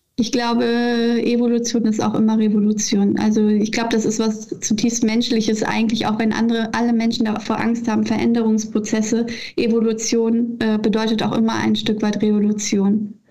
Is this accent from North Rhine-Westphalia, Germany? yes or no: yes; Leverkusen, North Rhine-Westphalia, Germany; also born or lived in Australia; Ich bin in Leverkusen geboren, aufgewachsen